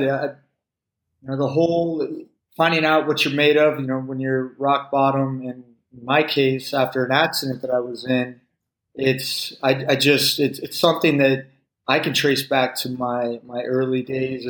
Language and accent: English; Palo Alto, California, United States; growing up in Palo Alto, it was a very competitive environment